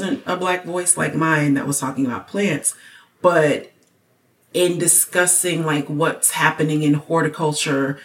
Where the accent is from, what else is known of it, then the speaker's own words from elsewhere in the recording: United States; as an American